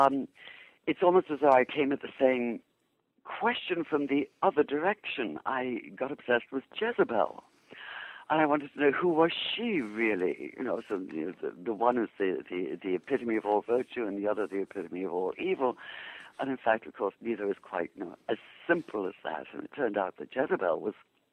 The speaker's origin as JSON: {"language": "English", "region": "England", "country": "United Kingdom", "tie": "born or raised there", "also_born_or_lived": "Jerusalem / New York", "moved": "as an adult", "lives_now": "Seattle, United States", "said": "I born in England, obviously from my accent, educated in England"}